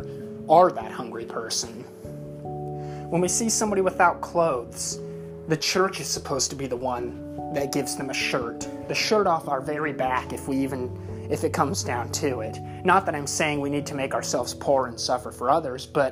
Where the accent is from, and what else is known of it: United States